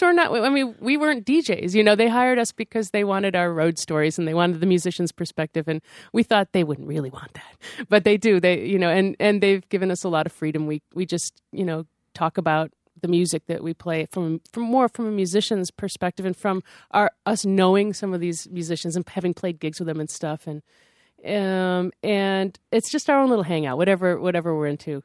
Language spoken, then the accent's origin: English; Syracuse, New York, United States; when I was growing up in Syracuse